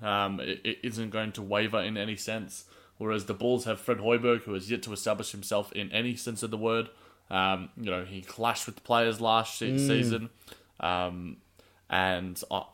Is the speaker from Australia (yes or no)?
yes; Australia; as an Australian